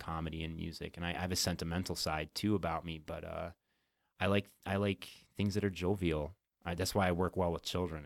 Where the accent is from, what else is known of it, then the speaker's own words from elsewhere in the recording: Whitney Point, New York, United States; moved away; Upstate New York